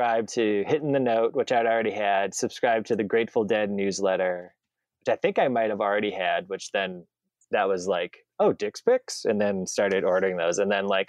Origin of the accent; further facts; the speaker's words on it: Waunakee, Wisconsin, United States; the middle school in Wanakee, my hometown